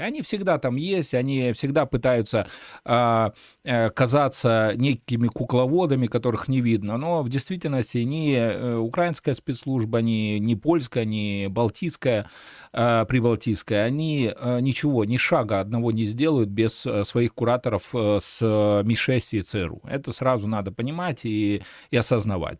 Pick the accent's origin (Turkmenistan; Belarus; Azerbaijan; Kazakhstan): Belarus; мы, белорусы